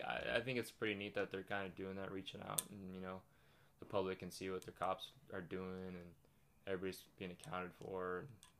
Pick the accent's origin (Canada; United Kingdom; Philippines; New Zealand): Canada; Cambridge, Ontario; also born or lived in Lake Tahoe; now in Coachella Valley, United States; I'm from Canada, bro.